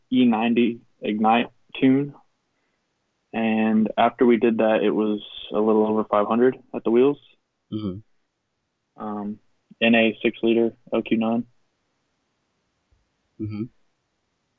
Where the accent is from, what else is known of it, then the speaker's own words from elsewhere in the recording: Knoxville, Tennessee, United States; I'm from Knoxville, Tennessee